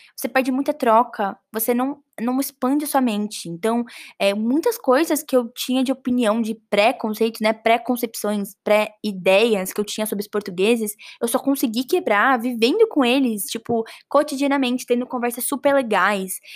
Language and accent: Portuguese; Brazil; não só parte da minha raiz como pai e mãe, mas raiz como brasileira também